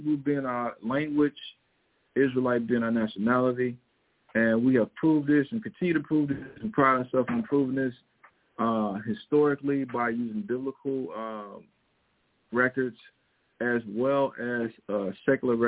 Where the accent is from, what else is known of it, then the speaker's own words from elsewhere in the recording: Missouri, United States; accent: Missouri; my Missouri accent